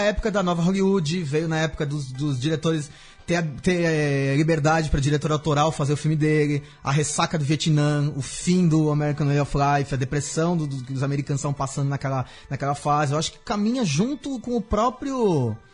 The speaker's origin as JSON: {"language": "Portuguese", "country": "Brazil", "said": "a gente é brasileiro"}